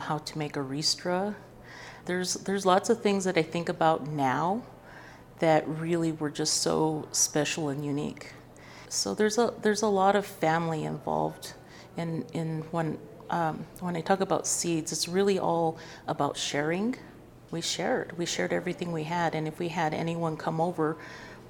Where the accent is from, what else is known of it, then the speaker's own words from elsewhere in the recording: Santa Fe, New Mexico, United States; I'm from Santa Fe, New Mexico, and so my story with seeds is really just about my family and how I was raised